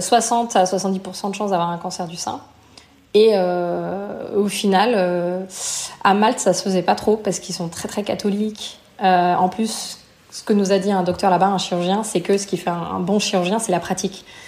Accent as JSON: {"language": "French", "country": "France", "also_born_or_lived": "Canada / United States / Belgium / Malta", "moved": "as an adult", "said": "je suis française. J'ai vécu ensuite au Canada."}